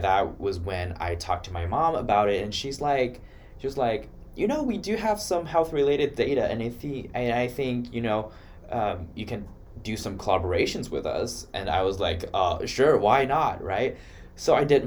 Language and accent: English; Wuhan, Hubei, China; moved away as an adult; now in Iowa, United States; I'm from Wuhan, China